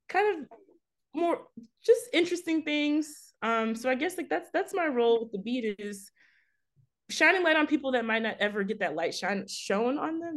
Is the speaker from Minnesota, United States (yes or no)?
no; Fort Worth, Texas, United States; now in Baltimore, United States; I'm originally from Fort Worth, Texas.